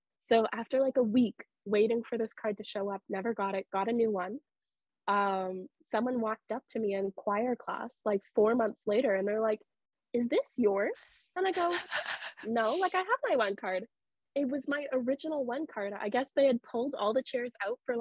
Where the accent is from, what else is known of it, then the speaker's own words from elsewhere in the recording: Sudbury, Ontario, Canada; moved away as an adult; I'm originally from Sudbury